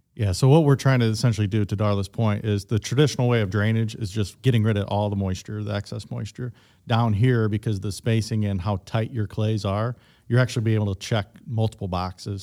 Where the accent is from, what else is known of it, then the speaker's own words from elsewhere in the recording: Midwest, United States; I am from the Midwest